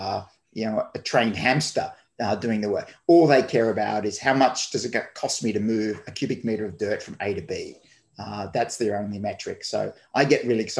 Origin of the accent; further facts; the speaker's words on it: Melbourne, Victoria, Australia; moved away as an adult; also born or lived in Brisbane, Australia; So I moved from Melbourne, which is where I grew up, and started my career to Brisbane in 1995